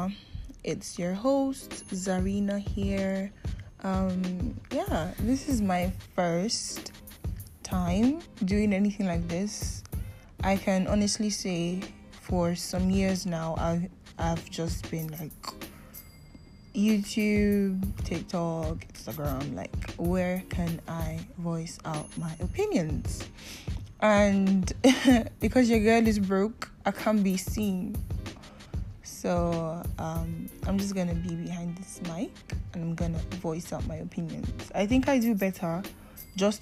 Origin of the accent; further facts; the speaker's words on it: Nigeria; I am in Nigeria. I'm a Nigerian, and for my international listeners, I am a Nigerian, and living in Nigeria hasn't been easy for a youth like me